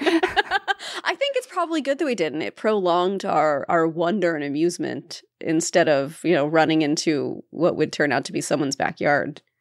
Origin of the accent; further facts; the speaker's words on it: Appalachia, United States; we grew up near Appalachia